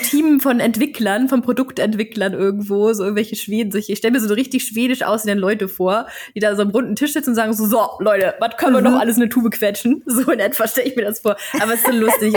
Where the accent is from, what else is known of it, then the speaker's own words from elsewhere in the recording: Germany; als Deutsche